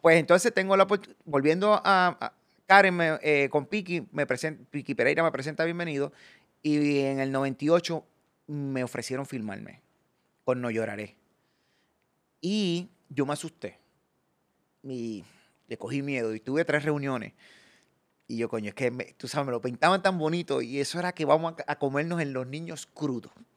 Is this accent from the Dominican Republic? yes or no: no; Puerto Rico; ser profeta en mi tierra. Porque yo, viajo y hago show, pero yo no pude desarrollar más mi carrera en aquellos tiempos porque no podía salir de Puerto Rico